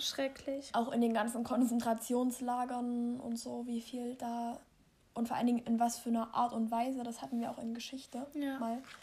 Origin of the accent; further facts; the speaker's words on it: Germany; ich als Deutscher